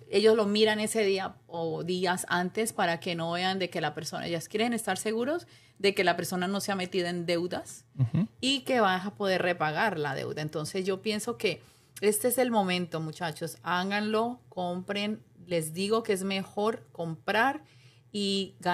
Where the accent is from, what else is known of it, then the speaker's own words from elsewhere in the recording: Cali, Valle del Cauca, Colombia; now in United States; vine de Colombia, de Cali, y claro, obviamente a los años fue que saqué la licencia.